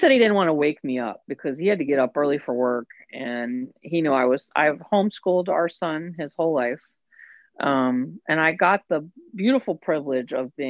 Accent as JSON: {"language": "English", "region": "West Virginia", "country": "United States", "said": "I got that from my mother. It's a Southern thing. I'm from West Virginia. We're just friendly like that."}